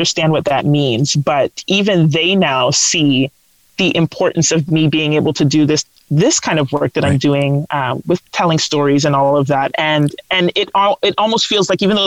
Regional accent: London, Ontario, Canada; I grew up in London, Ontario

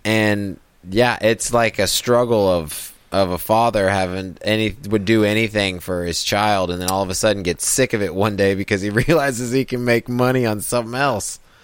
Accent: Kansas, United States; as a little kid, growing up in Kansas

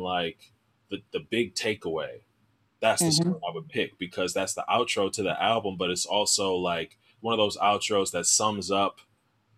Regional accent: Milwaukee, Wisconsin, United States; moved away as an adult; also born or lived in Chicago; I'm from Milwaukee. I came down to Chicago for school.

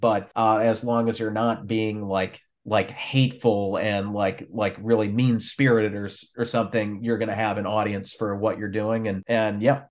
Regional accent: Minnesota, United States; I grew up up there in Minnesota

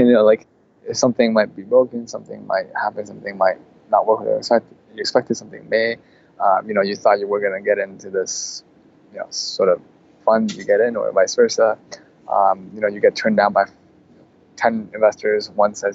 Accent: Canada; Canadian entrepreneurs, a lot of times we kind of aren't as aggressive as American counterparts

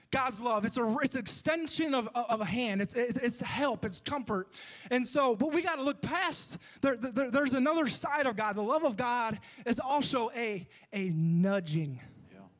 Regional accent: Michigan, United States; now in Arab, United States; I'm from Michigan.

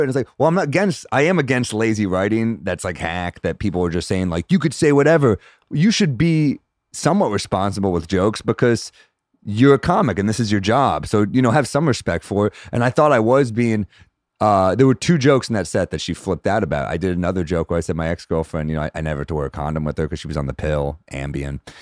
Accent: New York City, New York, United States; I'm a New Yorker

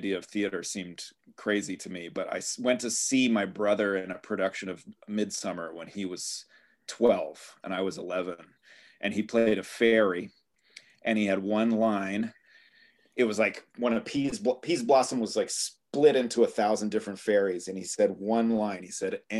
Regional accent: Bay Area, California, United States; also born or lived in Canada / Atlanta, Georgia / Los Altos / Cupertino; I was born in Canada, but I grew up mostly in the Bay Area

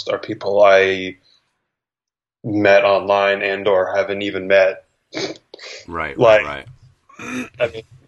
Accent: New Jersey, United States; moved away as an adult; also born or lived in New York; now in Los Angeles, United States; I am originally from Jersey

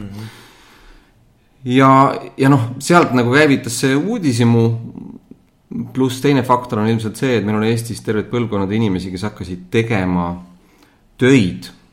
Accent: Estonia; moved away as an adult; also born or lived in Southeast Asia / United States / England; ma olen viimase kümne aasta jooksul päris märkimisväärse aja Eestist eemal olnud

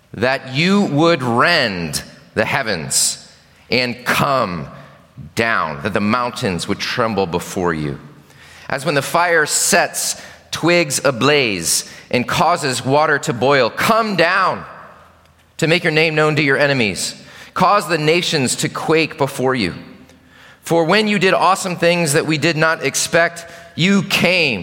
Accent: Chicago, Illinois, United States; now in Richmond, United States; I grew up in Chicago

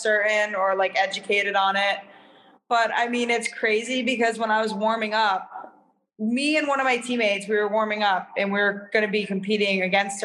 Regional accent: Londonderry, New Hampshire, United States; I grew up in Londonderry, New Hampshire

